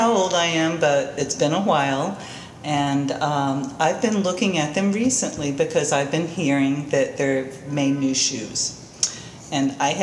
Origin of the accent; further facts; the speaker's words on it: New York, United States; being a New Yorker